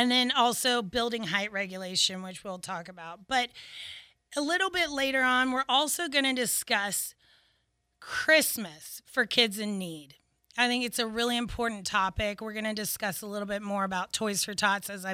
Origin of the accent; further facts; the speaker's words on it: Pensacola, Florida, United States; I grew up in Pensacola, and I'm a local attorney